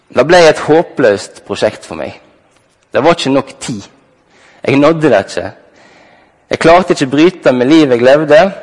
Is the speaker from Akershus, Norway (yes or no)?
no; Halsnøy, Vestland, Norway; Jeg ble tidlig tatt med på bedehuset Soar hjemme på Halsnøy